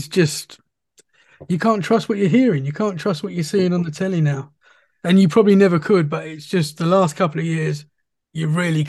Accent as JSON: {"language": "English", "region": "England", "country": "United Kingdom", "said": "I'm from England"}